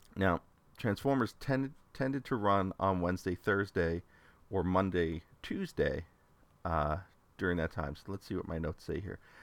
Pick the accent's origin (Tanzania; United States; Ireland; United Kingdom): United States; New York City, New York; I grew up in the New York City area